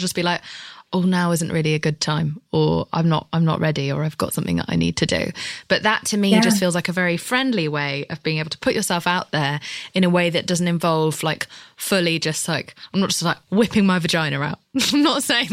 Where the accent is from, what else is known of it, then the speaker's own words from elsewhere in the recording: United Kingdom; I'm British